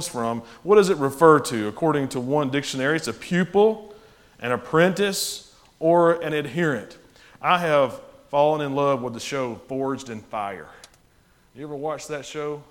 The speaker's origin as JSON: {"language": "English", "town": "Winfield", "region": "Alabama", "country": "United States", "tie": "born or raised there", "said": "I grew up in Winfield, Alabama"}